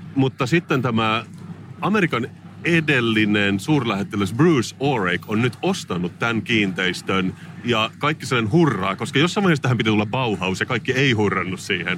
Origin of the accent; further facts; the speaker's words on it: Salo, Southwest Finland, Finland; mä olen siis kotoisin Salosta